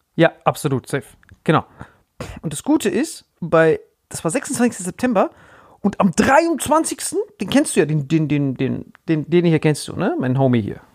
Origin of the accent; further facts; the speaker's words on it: Germany; wir als Deutsche